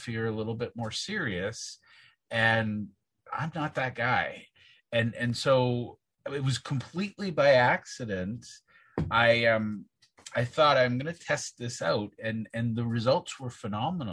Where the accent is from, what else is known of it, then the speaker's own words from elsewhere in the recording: Southern Saskatchewan, Canada; I was born and raised in Southern Saskatchewan